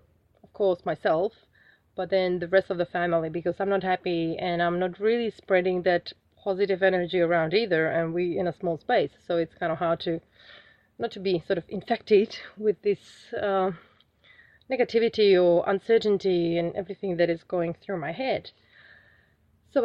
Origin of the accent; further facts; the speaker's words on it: Czechia; moved away as an adult; now in Australia; the heating system that I'm used to from Czech Republic is so comfortable